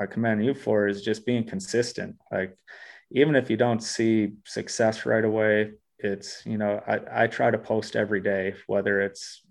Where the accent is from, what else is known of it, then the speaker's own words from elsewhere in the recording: Black River Falls, Wisconsin, United States; moved away as an adult; also born or lived in Eau Claire, Wisconsin / Milwaukee, Wisconsin / Australia; now in Minneapolis, United States; the saucepan is the actual basketball court in my hometown